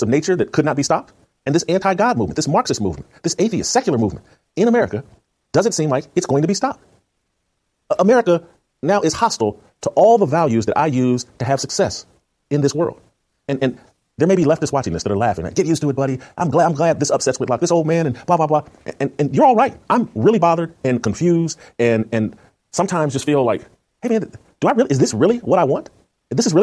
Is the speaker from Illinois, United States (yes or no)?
yes; Chicago, Illinois, United States; moved away; also born or lived in Indianapolis; I lived in Indianapolis. I grew up in Chicago.